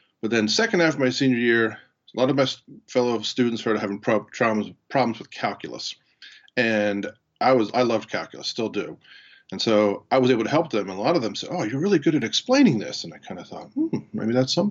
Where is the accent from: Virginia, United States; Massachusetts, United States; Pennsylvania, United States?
Pennsylvania, United States; Harrisburg; I was born in Harrisburg, Pennsylvania, attended Susquehanna Township High School.